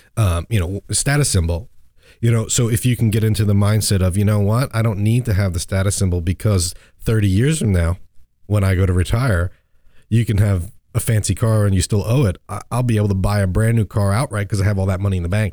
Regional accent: New York and Long Island, United States; I grew up in New York and Long Island

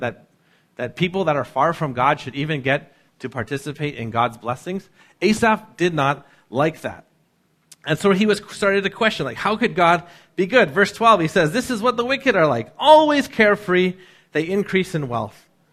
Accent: North Vancouver, British Columbia, Canada; growing up in North

